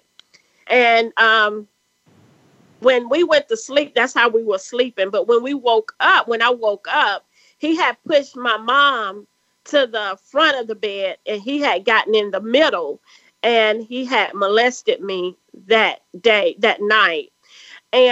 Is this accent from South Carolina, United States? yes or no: yes; South Carolina, United States; accent: country; we grew up poor here in the South